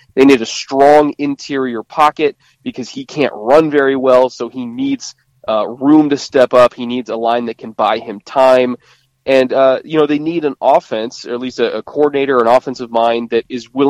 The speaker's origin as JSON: {"language": "English", "region": "Southern California", "country": "United States", "tie": "born or raised there", "said": "I'm from Southern California"}